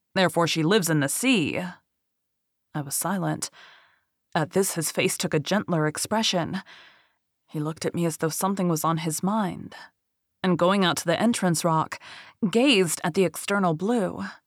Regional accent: Bible Belt, the South, United States; I'm from the South, um, Bible Belt

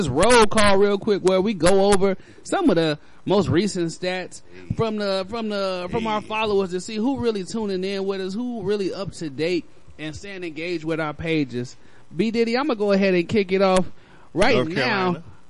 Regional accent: Chicago, Illinois, United States; Oh, man, that's hard right there. I am from Chicago.

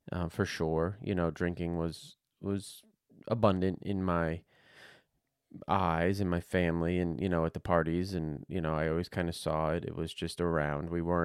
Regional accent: New Jersey, United States; born there; Right now I'm 45, going to be 46 in a couple months. I was born in New Jersey.

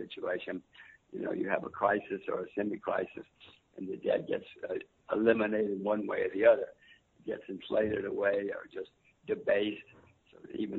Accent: United States; I'm an American citizen, American voter.

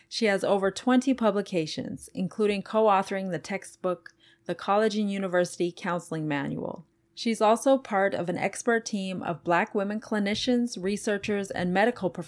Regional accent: Canada; I'm from Canada, so kind of close

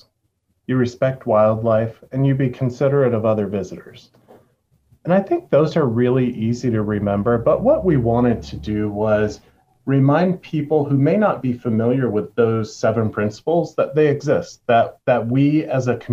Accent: Jackson County, Western North Carolina, United States; I'm from Jackson County. I was born here. I grew up here

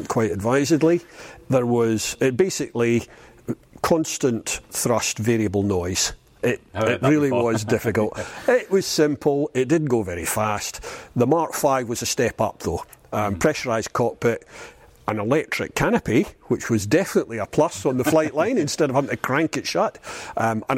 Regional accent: Stirling, Scotland, United Kingdom; I came from Stirling

